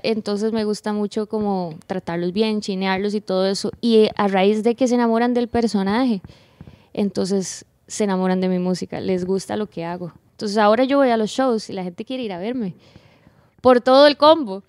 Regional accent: Puntarenas, Costa Rica; moved away as an adult; now in San José, Costa Rica; yo soy de un pueblo, de la playa, ahí no está pasando nada, se llama Punta Arenas amo mi pueblo Punta Arenas, pero yo tuve que moverme a vivir a San José

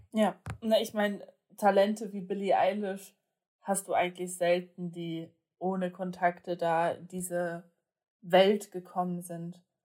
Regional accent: Germany; wir sind ja jetzt nur mal aus Deutschland

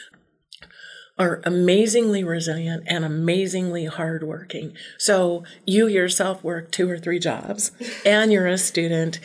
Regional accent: Southern Arizona, United States; also born or lived in Southern California; now in Belgrade, Montana, United States; I was born in Southern Arizona and then spent quite a bit of time in Southern California too

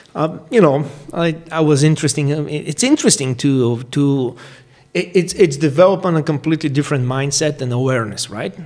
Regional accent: Bulgaria; now in St. George, United States; I'm originally from Bulgaria, but uh, currently I live in St. George, Utah, in United States

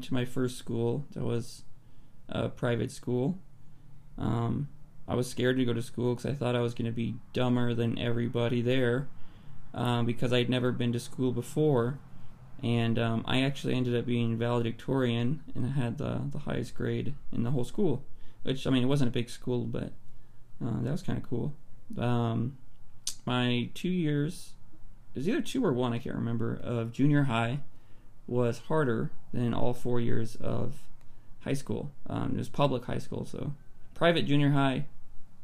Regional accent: Palmdale, California, United States; I grew up in Palmdale, California

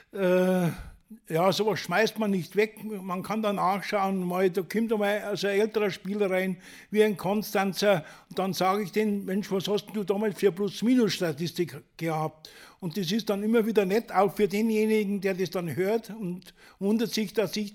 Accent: Reichersbeuern, Bavaria, Germany; Ich komme ja aus Reichersborn und Reichersborn ist ein kleiner Ort vor Bad Hölz.

